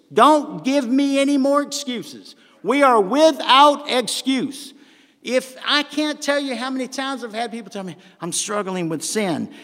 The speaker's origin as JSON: {"language": "English", "region": "the South", "country": "United States", "accent": "southern", "said": "my southern accent"}